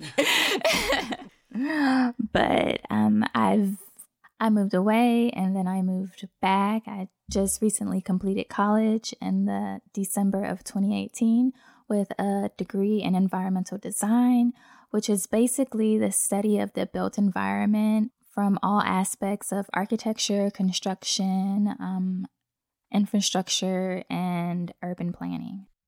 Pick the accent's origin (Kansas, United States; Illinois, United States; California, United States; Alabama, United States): Alabama, United States; also born or lived in South Florida / Fairhope, Alabama; I was born in South Florida, and I lived there until about the age of ten. I moved to Alabama